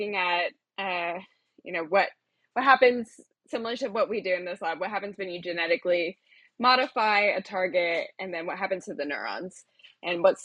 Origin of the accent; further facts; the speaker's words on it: Chapel Hill, North Carolina, United States; moved away as an adult; also born or lived in Austin, Texas; I was raised in Chapel Hill, North Carolina, which is basically on the University of North Carolina campus.